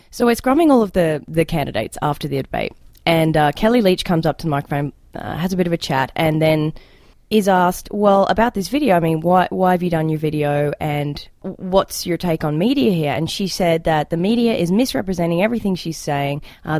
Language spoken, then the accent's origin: English; Australia; accent: Australian; now in Canada; in my Australian accent, because I'm an immigrant